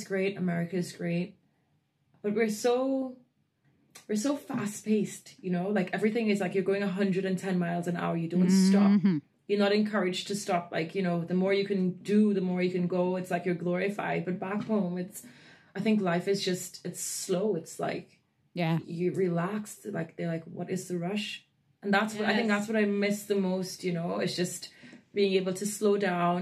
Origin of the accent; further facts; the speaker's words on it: Trinidad & Tobago; moved away; I'm born and raised in Trinidad and Tobago in the West Indies